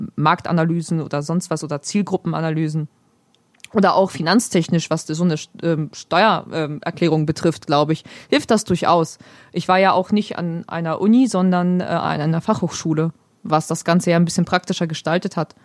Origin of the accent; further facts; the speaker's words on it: Germany; first language Polish; German is a second language; ich bin zwar in Deutschland geboren, meine Eltern kommen beide aus Polen